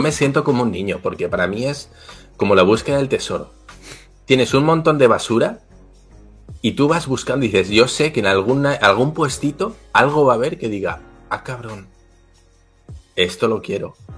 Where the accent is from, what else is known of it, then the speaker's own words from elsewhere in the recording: Basque Country, Spain; also born or lived in Mexico; yo soy vasco